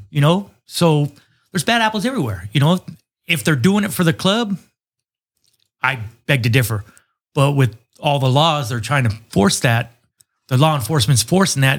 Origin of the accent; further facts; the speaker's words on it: United States; I grew up in Nassau City, so I've been around the Mexican culture for quite a bit